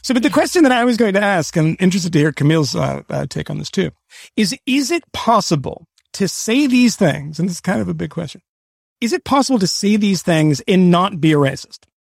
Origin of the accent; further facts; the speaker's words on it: Boston, Massachusetts, United States; I grew up in Boston